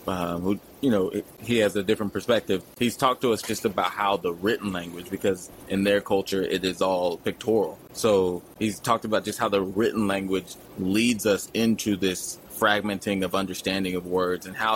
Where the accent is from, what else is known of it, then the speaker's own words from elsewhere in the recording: Texas, United States; now in California, United States; I'm from Texas, living in California